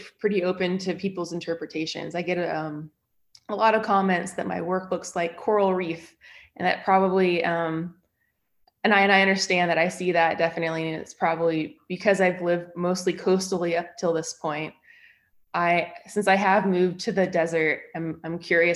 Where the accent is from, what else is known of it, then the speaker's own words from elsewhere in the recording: San Francisco Bay Area, California, United States; now in Utah, United States; I am originally from the San Francisco Bay Area in California